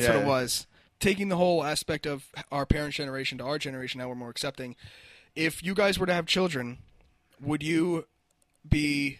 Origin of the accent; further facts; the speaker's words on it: Lakewood, New Jersey, United States; we're in Lakewood.